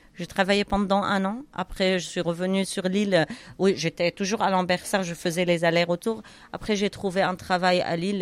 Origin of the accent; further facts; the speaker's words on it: Syria; moved away as an adult; also born or lived in Cairo, Egypt; now in France; quand on est parti de Syrie nous on a des biens là-bas